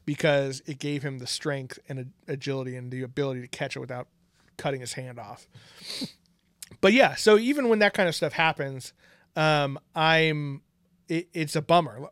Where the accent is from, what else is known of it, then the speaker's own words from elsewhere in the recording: Bay Area, California, United States; we've lived in the Bay Area our whole entire lives